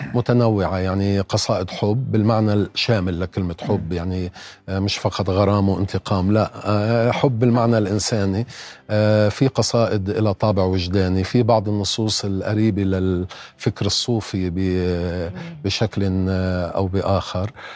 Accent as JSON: {"language": "Arabic", "country": "Lebanon", "said": "انا يعني بقدر ما بعتز اني لبناني"}